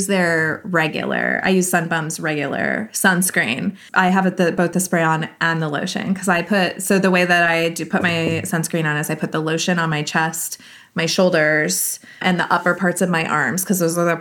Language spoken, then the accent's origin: English; California, United States; I'm from California